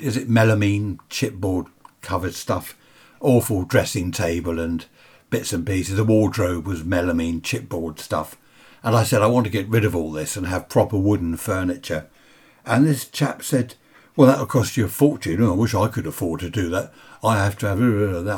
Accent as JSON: {"language": "English", "country": "United Kingdom", "said": "we're British."}